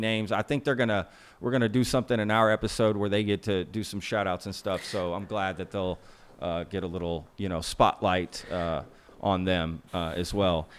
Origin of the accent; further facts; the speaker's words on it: United States; I'm an American